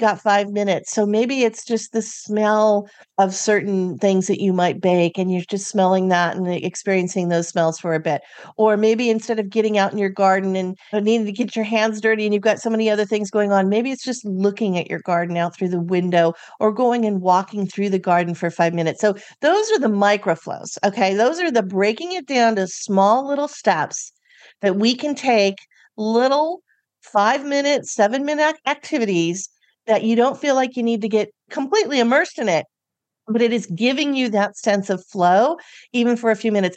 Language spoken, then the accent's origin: English; California, United States; I'm from California